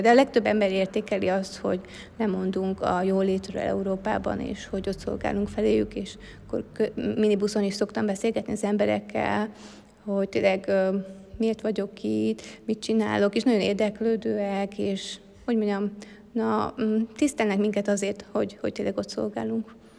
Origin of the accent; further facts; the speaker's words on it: Hungary; moved away as an adult; now in Africa; én más kultúrában nőhettem föl